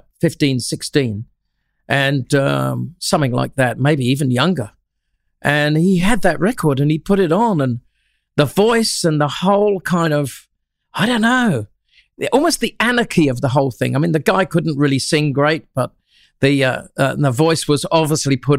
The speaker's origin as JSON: {"language": "English", "town": "Shoreham-by-Sea", "region": "South East England", "country": "United Kingdom", "tie": "born or raised there", "moved": "as an adult", "lives_now": "Australia", "said": "Shoreham-by-Sea, a little town between Worthing and Brighton in Sussex, right on the English Channel"}